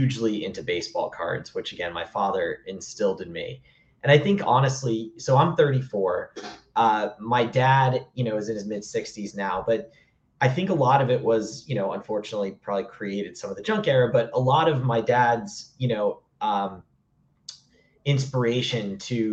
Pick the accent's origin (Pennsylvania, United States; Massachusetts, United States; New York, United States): Massachusetts, United States; I grew up in Massachusetts